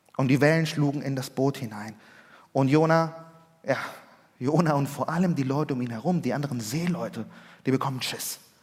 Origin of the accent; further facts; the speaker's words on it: Germany; also born or lived in Chile; ich war in den ersten beiden Schuljahren, ja, zur dritten Klasse bin ich nach Deutschland gekommen